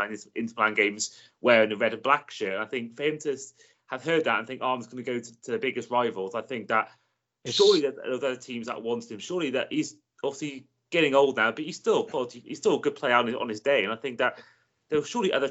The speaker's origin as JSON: {"language": "English", "region": "Wales", "country": "United Kingdom", "said": "a Welshman"}